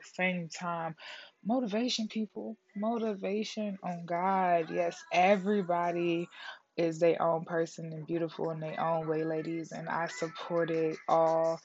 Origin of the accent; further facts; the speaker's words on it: Detroit, Michigan, United States; I'm from Detroit